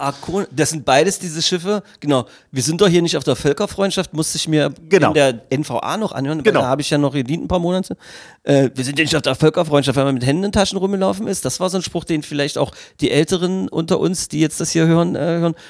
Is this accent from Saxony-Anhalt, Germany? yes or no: yes; Magdeburg, Saxony-Anhalt, Germany; ich als Magdeburger mit 50 Jahren, hier aufgewachsen, mit Elbewasser getaucht, hier geboren